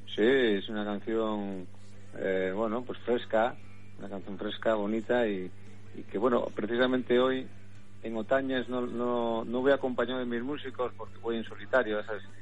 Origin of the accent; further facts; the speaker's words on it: Cantabria, Spain; mi tierra, porque es donde he vivido, donde me, he criado